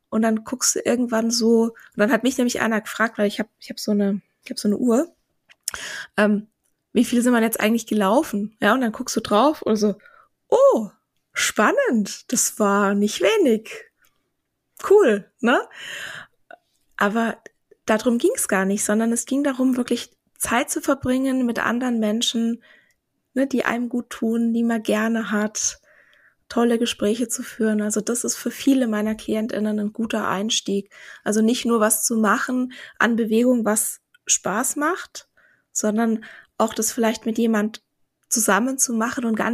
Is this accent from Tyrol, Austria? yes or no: no; Vienna, Austria; Ja, aber ich, ich, ich bin doch Wienerin. Ich bin doch Wienerin.